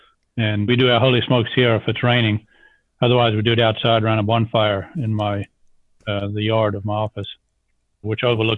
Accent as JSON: {"language": "English", "country": "South Africa", "tie": "born or raised there", "also_born_or_lived": "Zambia", "moved": "as an adult", "lives_now": "United States", "said": "I'm an accent without a country now after 43 years of having left South Africa. I grew up in Zambia in South Africa"}